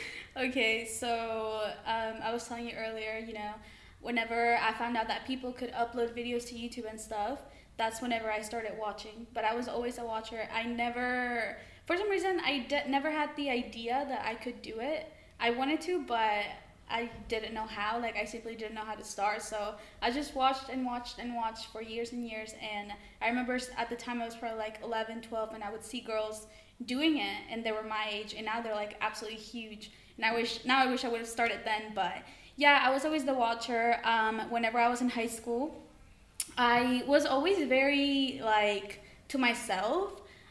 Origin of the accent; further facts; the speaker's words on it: Mexico; also born or lived in United States; I'm 20 years old. I was born in Mexico and I was raised in Mexico and America, but I come to the UK during the summers.